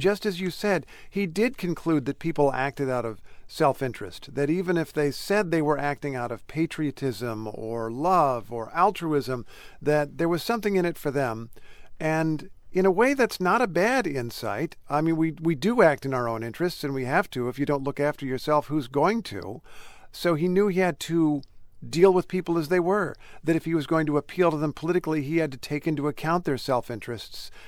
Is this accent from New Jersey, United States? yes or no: no; Indiana, United States; I grew up in Indiana